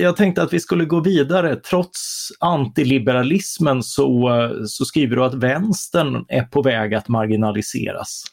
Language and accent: Swedish; Karlskrona, Blekinge, Sweden; vi, vi är ju från Karlskrona.